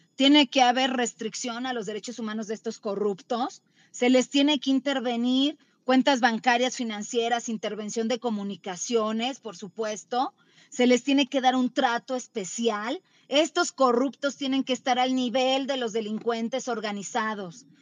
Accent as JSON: {"language": "Spanish", "country": "Mexico", "said": "nosotros como mexicanos"}